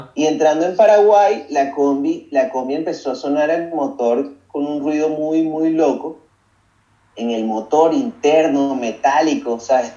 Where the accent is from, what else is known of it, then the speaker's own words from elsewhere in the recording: Caracas, Capital District, Venezuela; moved away as an adult; also born or lived in Paracotos, Miranda; Yo soy de los, de los Palos Grandes, vivo en, en Caracas, en los Palos Grandes, ahí me crié mitad compartido con Paracotos del estado Miranda